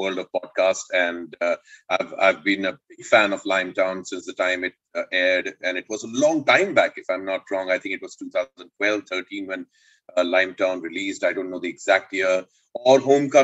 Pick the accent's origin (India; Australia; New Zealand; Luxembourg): India; Indore, Madhya Pradesh; I grew up in Madhya Pradesh and Indore